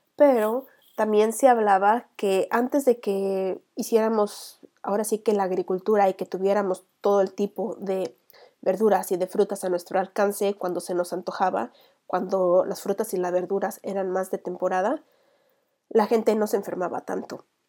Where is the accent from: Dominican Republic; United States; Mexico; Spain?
Mexico; vikinga mexicana